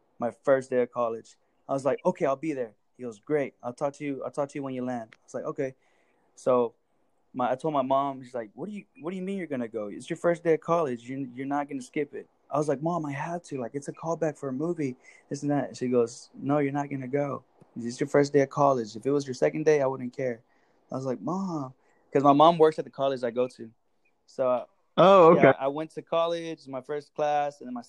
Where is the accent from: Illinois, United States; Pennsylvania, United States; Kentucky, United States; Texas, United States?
Texas, United States; I'm from Texas